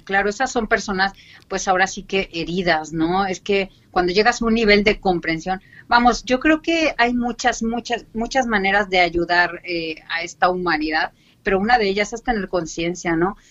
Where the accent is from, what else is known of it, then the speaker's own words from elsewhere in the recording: Mexico City, Mexico; moved away as an adult; now in Cartagena, Spain; extrañando mi México una barbaridad. Y sí, soy del DF, bueno, del antiguo DF que ahora es Ciudad de México